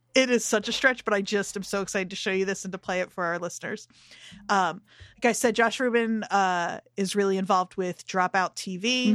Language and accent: English; New Jersey, United States; growing up in Jersey